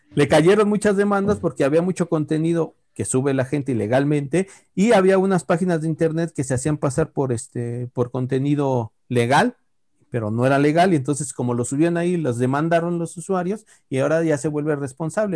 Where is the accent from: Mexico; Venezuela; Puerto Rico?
Mexico